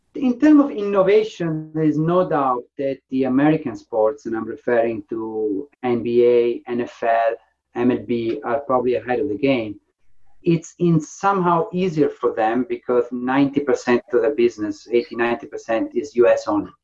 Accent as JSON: {"language": "English", "town": "Faenza", "region": "Emilia-Romagna", "country": "Italy", "tie": "born or raised there", "also_born_or_lived": "Ravenna", "moved": "yes", "lives_now": "England, United Kingdom", "said": "My grandfather was the founder of the tennis club in my hometown, in Faenza, a very small town. So I grew up in a house full of tennis rackets"}